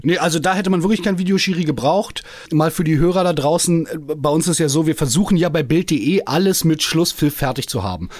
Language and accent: German; Berlin, Germany; als geborener Berliner